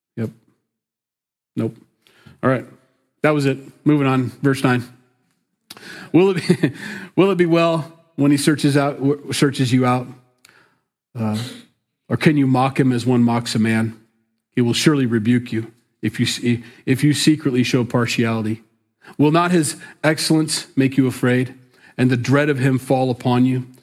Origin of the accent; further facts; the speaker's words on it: Sioux City, Iowa, United States; moved away; Sioux City, my hometown, my stomping grounds